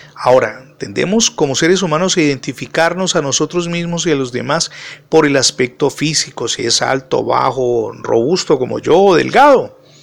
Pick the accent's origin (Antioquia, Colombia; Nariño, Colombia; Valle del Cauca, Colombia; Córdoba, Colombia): Valle del Cauca, Colombia; Cali; soy colombiano y particularmente de Santiago de Cali